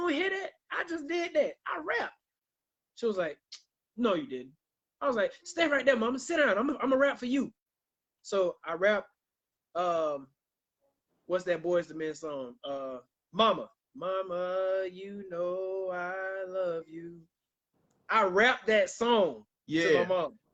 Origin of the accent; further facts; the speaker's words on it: Millen, Georgia, United States; that's my hometown. Shout out to Millen, Georgia.